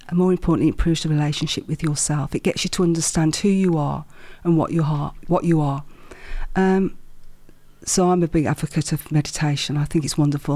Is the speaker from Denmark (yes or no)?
no; Wolverhampton, West Midlands, United Kingdom; accent: Midlands; I'm a Wolverhampton girl, a black country girl, born and bred